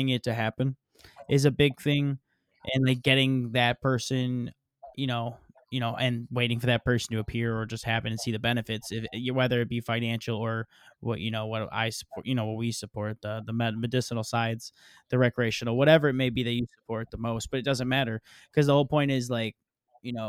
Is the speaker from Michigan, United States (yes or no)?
yes; Michigan, United States; I'm from Michigan